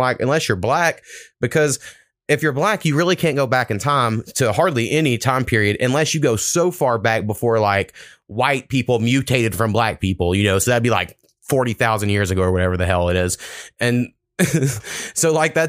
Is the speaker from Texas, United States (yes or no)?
no; Oklahoma, United States; I grew up in Oklahoma